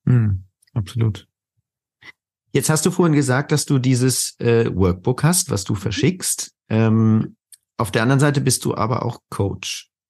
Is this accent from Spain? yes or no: yes; Spain; now in Germany; ich bin ja halb Spanier, also ich bin auch in Spanien aufgewachsen